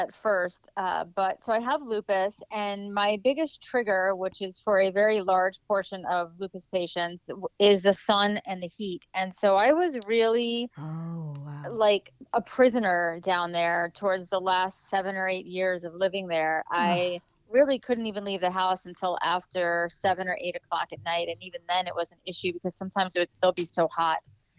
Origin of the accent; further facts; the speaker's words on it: New York, United States; now in Florida, United States; So we were on the South Shore. I went to Lumbrook High School. My family, most of my family is still there.